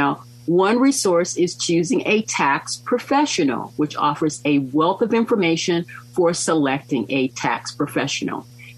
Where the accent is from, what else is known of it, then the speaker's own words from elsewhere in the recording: Mississippi, United States; moved away; My former spouse and I, we came from Mississippi. We lived overseas. We decided that we liked California.